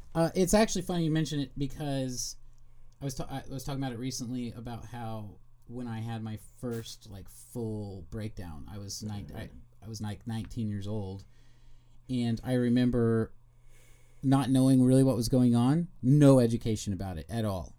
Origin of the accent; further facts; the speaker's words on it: Kansas City, Missouri, United States; I'm from Kansas City